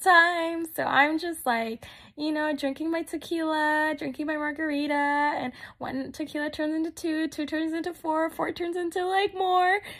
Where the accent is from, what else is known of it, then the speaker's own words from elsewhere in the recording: Texas, United States; moved away; I'm actually originally from Texas. I was raised there.